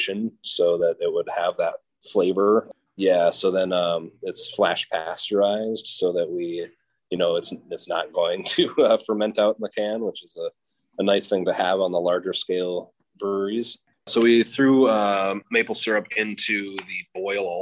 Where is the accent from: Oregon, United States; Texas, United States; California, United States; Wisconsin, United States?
Wisconsin, United States; Madison; I grew up in Madison, Wisconsin